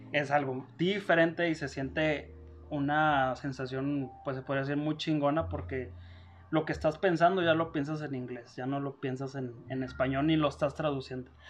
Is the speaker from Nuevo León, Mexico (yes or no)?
yes; Monterrey, Nuevo León, Mexico; moved away as an adult; now in Denver, United States